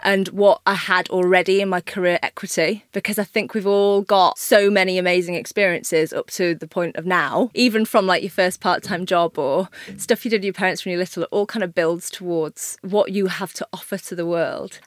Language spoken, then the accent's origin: English; Yorkshire and the Humber, United Kingdom; I'm from Yorkshire. My dad had a pub.